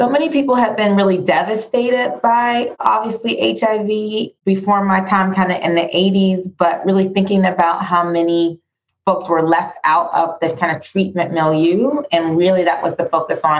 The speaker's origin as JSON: {"language": "English", "town": "Pittsburgh", "region": "Pennsylvania", "country": "United States", "tie": "born or raised there", "moved": "yes", "said": "I lived in this country all of my life, born and raised in Pittsburgh"}